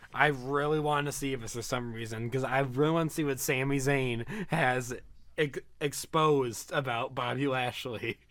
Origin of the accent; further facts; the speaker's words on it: Michigan, United States; I'm from Michigan